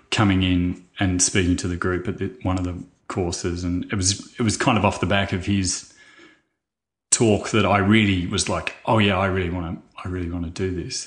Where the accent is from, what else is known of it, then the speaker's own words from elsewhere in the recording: Churchill, Victoria, Australia; I grew up in Churchill